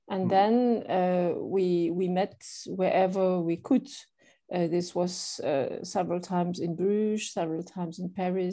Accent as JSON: {"language": "English", "country": "Luxembourg", "tie": "born or raised there", "also_born_or_lived": "Belgium", "said": "I am a Luxembourger. So yes. I'm born in Luxembourg."}